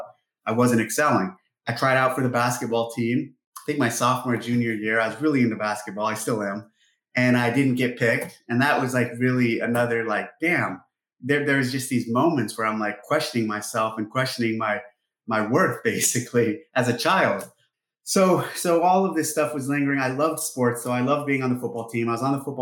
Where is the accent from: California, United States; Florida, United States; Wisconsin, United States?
California, United States; Ramona; moved away as an adult; also born or lived in San Jose, California; I grew up on the ranch in Romans, California, our 65-acre ranch that's the home of the first three CrossFit Games. And actually, I was born in San Jose, and we moved to this property when I was in the second grade